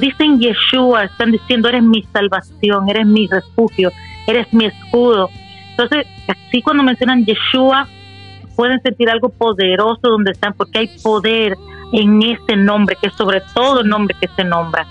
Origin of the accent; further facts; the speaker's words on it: Dominican Republic; Soy nacida de la, en la República Dominicana